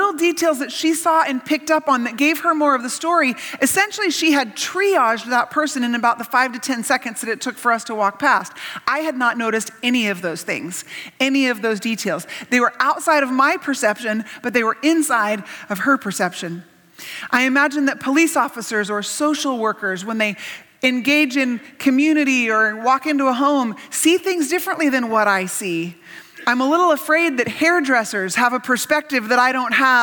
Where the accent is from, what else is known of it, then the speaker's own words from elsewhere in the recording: Salem, Oregon, United States; I was raised in Salem, Oregon